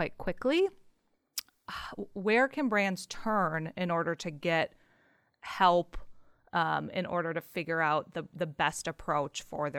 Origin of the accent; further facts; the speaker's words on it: United States; I'm still American. I understand US dollars. I don't understand Australian dollars as much. I want it shipped to the US